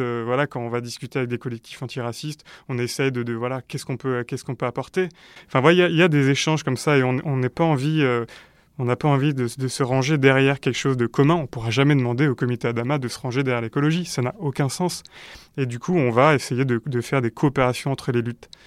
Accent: France; en tant que Français

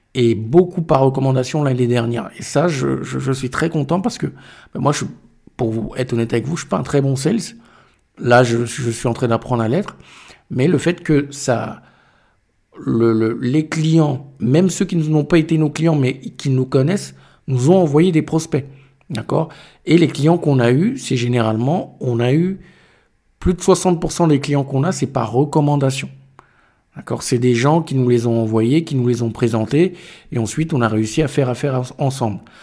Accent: Cameroon; je suis du Cameroun

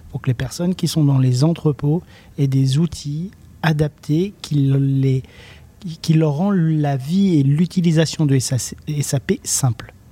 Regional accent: Le Coteau, Auvergne-Rhône-Alpes, France; born there; now in Brionnais, France; comme je le rappelle, je suis né euh, au Coteau, 42. Euh, ah, bah j'habite dans le 71, dans le Brionnais exactement

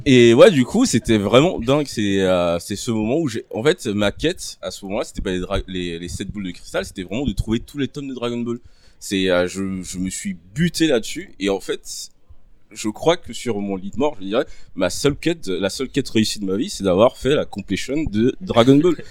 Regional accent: Côte d’Ivoire; moved away; j'ai grandi en Côte d'Ivoire je suis né en Côte d'Ivoire

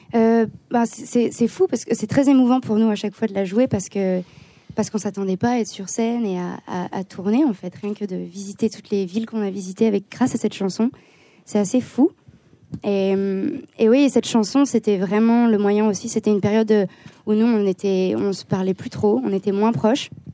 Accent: Lyon, Auvergne-Rhône-Alpes, France; nous on vient de Lyon

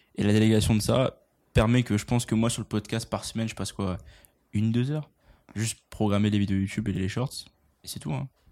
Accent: France; now in Montreal, Canada; on est français quand même. Hein. J'habite à Montréal

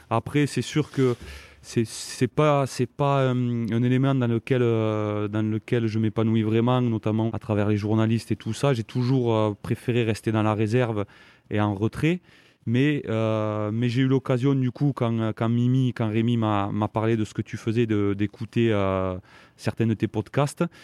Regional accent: Saint-Nicolas-de-la-Grave, Occitania, France; also born or lived in Montauban; moi je, viens d'une famille euh, d'agriculteurs. Mes parents ont une, ferme dans le Tarn-et-Garonne.

